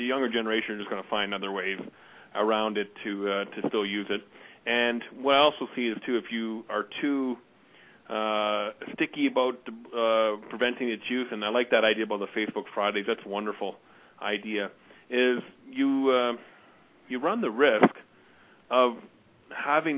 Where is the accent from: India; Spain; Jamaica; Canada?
Canada; Niagara Falls, Ontario; moved away as an adult; also born or lived in Glasgow, Scotland; now in Calgary, Canada; I was born in Scotland and moved to the east and grew up in Niagara Falls, Ontario